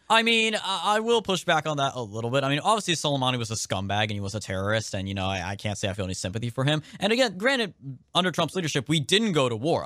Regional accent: California, United States; Being from California

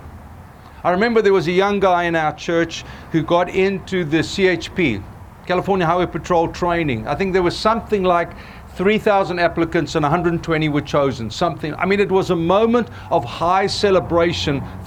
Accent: South Africa; moved away as an adult; now in United States; growing up in Africa

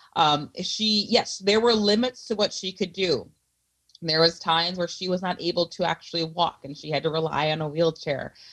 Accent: Milwaukee, Wisconsin, United States; growing up in Milwaukee

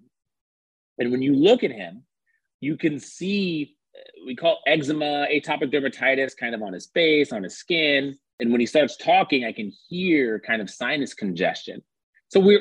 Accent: California, United States; I grew up in California

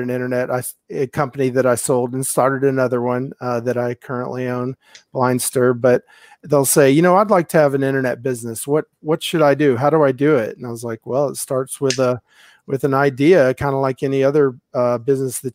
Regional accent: Houston, Texas, United States; also born or lived in Albuquerque / Tampa; I'm from Houston

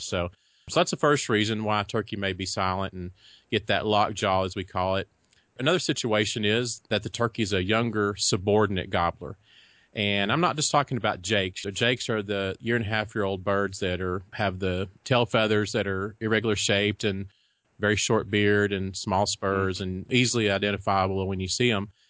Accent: Texas, United States; also born or lived in Kansas; I was born and raised here in Texas. Did live in Kansas for about four years, but other than that, I've lived in Texas all my life

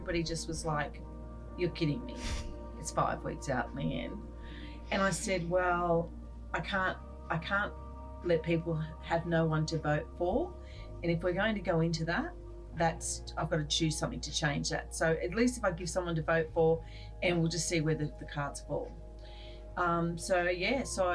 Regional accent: Sydney, New South Wales, Australia; I've lived overseas for a short while, but I know Cronulla

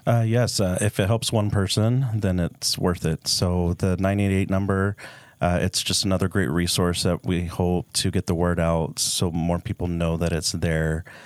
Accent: Dallas, Texas, United States; now in Utah, United States; I'm from Dallas

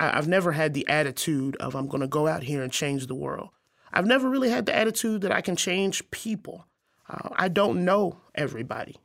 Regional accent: Arkansas, United States; moved away as an adult; also born or lived in Missouri; now in Quad Cities, United States; I grew up in Arkansas, a very small town

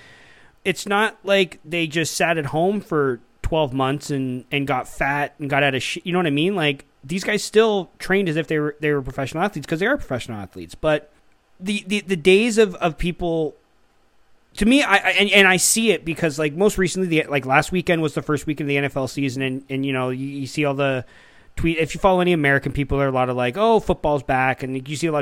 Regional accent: Canada; I'm Canadian

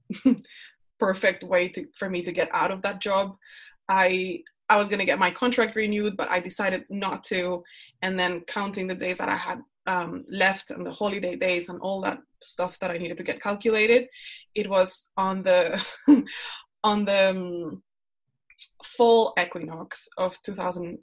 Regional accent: Colombia; English is a second language; moved away as an adult; now in Netherlands; I'm from Colombia. I live in the Netherlands. I moved here because my husband is Dutch

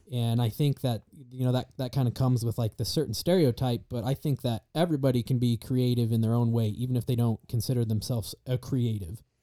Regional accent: Star Valley, Wyoming, United States; now in Idaho, United States; I'm from Star Valley, Wyoming.

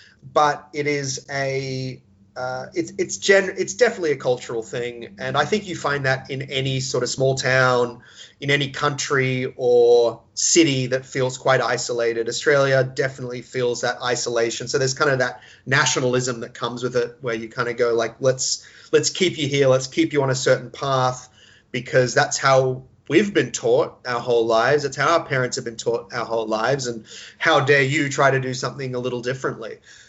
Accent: California, United States; I spent part of my time growing up in Southern California, which is, of course, a very liberal, entertainment world-focused part of the world

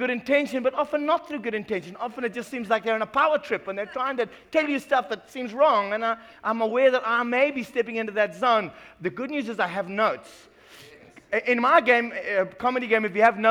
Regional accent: Ireland; I'm Irish by birth

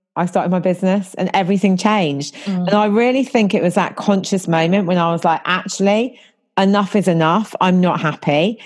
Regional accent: about an hour north of London, England, United Kingdom; moved away as an adult; now in London, United Kingdom; I'm not originally from London. I'm originally from about an hour north of London, but I've been living here for nearly half my life.

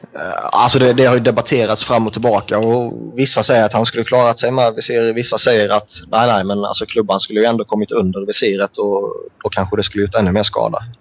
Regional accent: Sweden; som svensk

